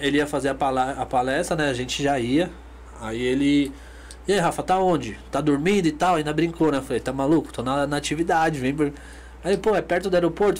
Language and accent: Portuguese; Brazil; a gente é brasileiro